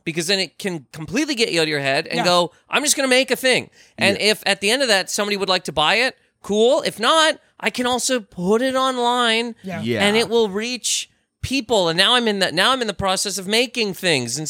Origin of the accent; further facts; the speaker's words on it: Canada; now in United States; I am Canadian